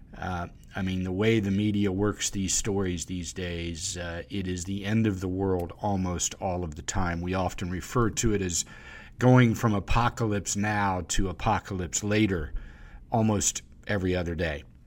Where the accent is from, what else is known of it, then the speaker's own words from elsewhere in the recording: the South, United States; I'm from the South